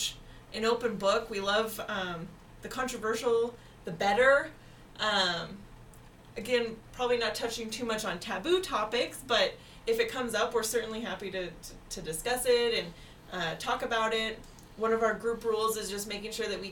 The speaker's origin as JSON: {"language": "English", "region": "Pacific Northwest", "country": "United States", "said": "we are from the Pacific Northwest"}